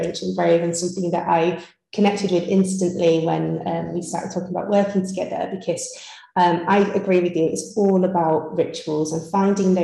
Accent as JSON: {"language": "English", "region": "Yorkshire and the Humber", "country": "United Kingdom", "moved": "yes", "said": "I'm originally from Yorkshire. So, you know, you can take the girl out of Yorkshire"}